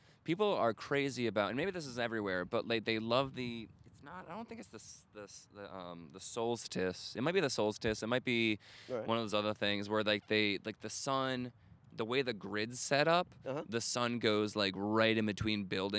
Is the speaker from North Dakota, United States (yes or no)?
no; Rhode Island, United States; moved away; also born or lived in Chicago; I grew up in Rhode Island.